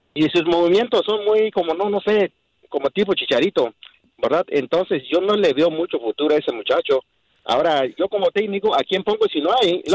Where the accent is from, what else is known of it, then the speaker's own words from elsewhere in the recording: Mexico; yo soy de México